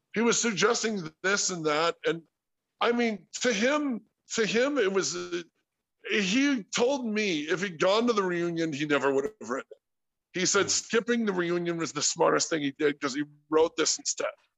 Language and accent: English; Sterling Heights, Michigan, United States; moved away; also born or lived in California; We're we're big Polish, Irish, Scotch Irish family out of Michigan. You know we're we're from Sterling Heights